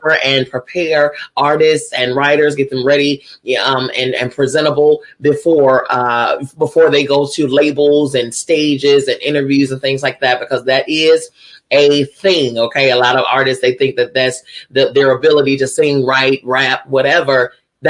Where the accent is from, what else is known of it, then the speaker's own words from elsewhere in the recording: Chicago, Illinois, United States; I hail from Chicago, Illinois.